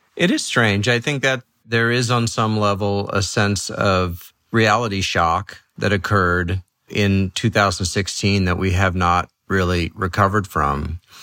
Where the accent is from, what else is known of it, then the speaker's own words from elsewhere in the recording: New York City, New York, United States; moved away; also born or lived in Los Angeles / San Francisco; I grew up in New York City